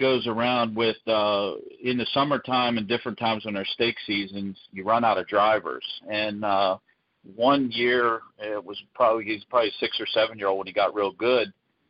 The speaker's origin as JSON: {"language": "English", "town": "Canonsburg", "region": "Pennsylvania", "country": "United States", "tie": "born or raised there", "said": "I lived about 10 minutes from the Meadows. I grew up in Cannonsburg, where I currently reside"}